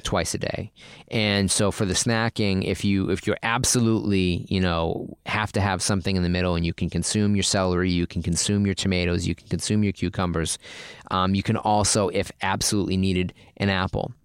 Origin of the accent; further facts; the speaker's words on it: Boston, Massachusetts, United States; now in California, United States; I grew up in Boston